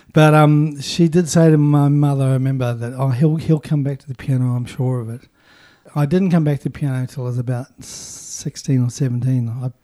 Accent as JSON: {"language": "English", "town": "Invercargill", "region": "Southland", "country": "New Zealand", "tie": "born or raised there", "said": "In Invercargill."}